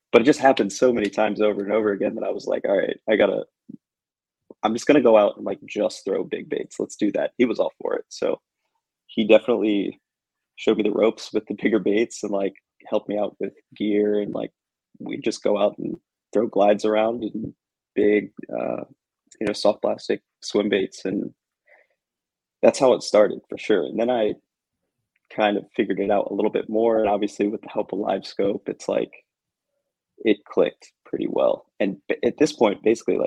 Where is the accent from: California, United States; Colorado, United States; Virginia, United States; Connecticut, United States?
Virginia, United States; Arlington; we're from Arlington, Virginia, which is literally like 5 minutes from DC. So we basically grew up in the city